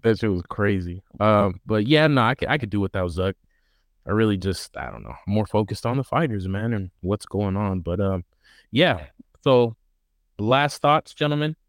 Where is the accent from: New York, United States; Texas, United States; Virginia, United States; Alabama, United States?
Texas, United States; I'm a Texan.